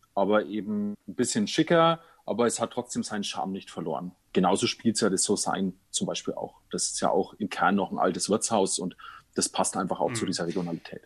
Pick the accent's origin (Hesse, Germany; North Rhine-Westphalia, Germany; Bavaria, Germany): Bavaria, Germany; Nuremberg; ich komme ja aus Nürnberg